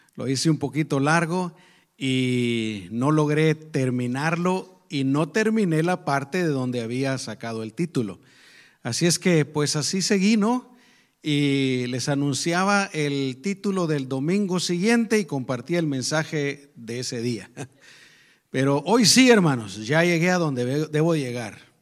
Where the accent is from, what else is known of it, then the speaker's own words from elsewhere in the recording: Guatemala; moved away; nosotros venimos de Guatemala